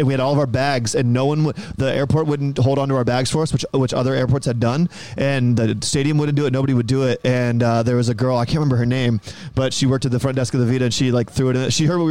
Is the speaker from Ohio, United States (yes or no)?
yes; Columbus, Ohio, United States; I'm from Columbus, Ohio.